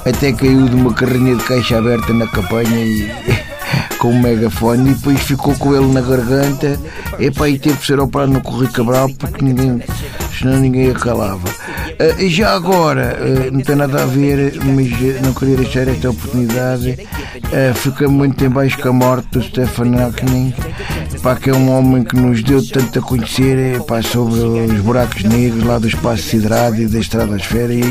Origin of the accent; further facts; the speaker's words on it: Moscavide, Lisbon, Portugal; sou de Moscavide.